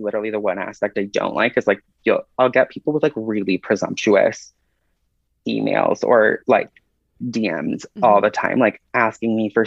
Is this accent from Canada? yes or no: yes; Toronto, Ontario, Canada; I grew up in Toronto